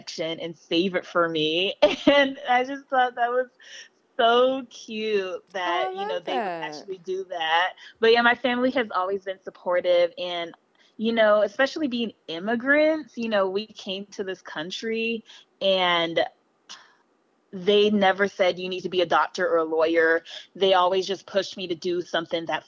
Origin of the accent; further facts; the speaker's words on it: Los Angeles, California, United States; also born or lived in Belize; I live in L.A. Oh. I grew up in L.A.